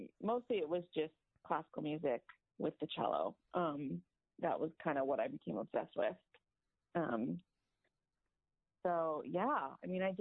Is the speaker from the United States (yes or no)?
yes; Northern California, United States; now in Los Angeles, United States; I'm from Northern California, which is like a different state than Southern California